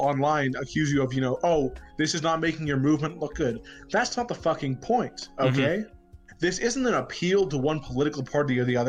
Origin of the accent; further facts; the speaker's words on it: New Hampshire, United States; I'm from New Hampshire